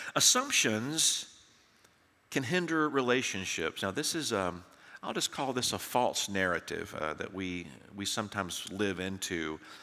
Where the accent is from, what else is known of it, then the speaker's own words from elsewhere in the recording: Tennessee, United States; now in Texas, United States; When I grew up in Tennessee